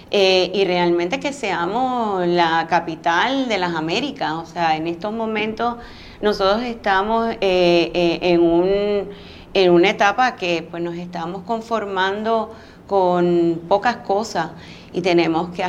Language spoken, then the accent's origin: Spanish; San Juan, Puerto Rico; Mira, yo soy una sanjuanera de pura cepa, nacida y criada aquí en San Juan y, tengo un amor profundo por, San Juan.